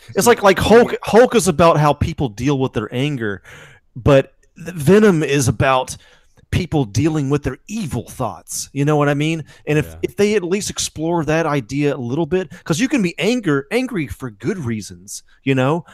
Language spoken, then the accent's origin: English; United States; also born or lived in Alabama; I'm from Georgia and Alabama